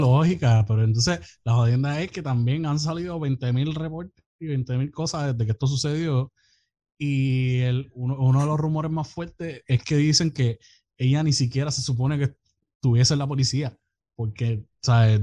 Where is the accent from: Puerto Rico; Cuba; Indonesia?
Puerto Rico; soy de Puerto Rico y que vivo allá.